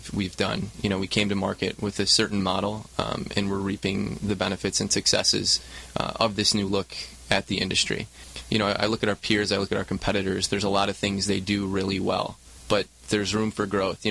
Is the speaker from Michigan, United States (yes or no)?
yes; Michigan, United States; moved away as an adult; also born or lived in Chicago; now in Southern California, United States; Born and raised in Michigan